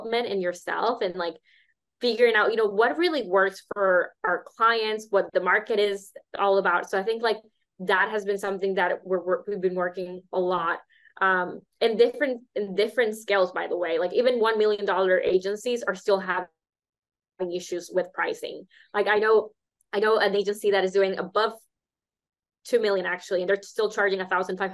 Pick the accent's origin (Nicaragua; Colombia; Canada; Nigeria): Nicaragua; also born or lived in United States; I come from Nicaragua